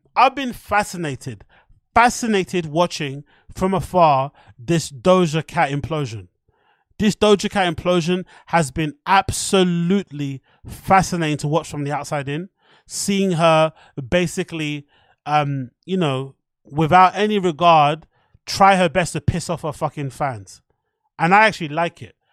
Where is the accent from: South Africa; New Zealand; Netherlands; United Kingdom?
United Kingdom; I'm from the U K